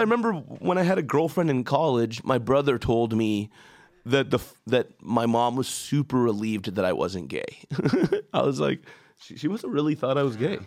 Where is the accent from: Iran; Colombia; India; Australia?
Iran; now in United States; I'm an immigrant and I come from Iran